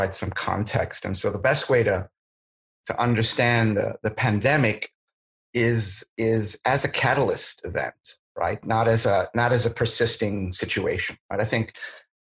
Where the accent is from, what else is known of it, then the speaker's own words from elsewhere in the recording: New York, United States; moved away as an adult; now in San Francisco, United States; I'm originally from New York